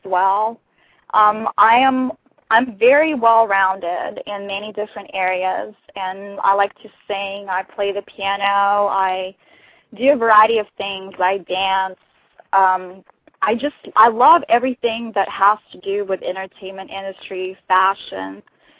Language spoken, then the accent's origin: English; Russia; accent: Russian accent with Texas accent; first language Russian; English is a second language; moved away as an adult; also born or lived in Texas; now in United States; I'm from Russia, born and raised.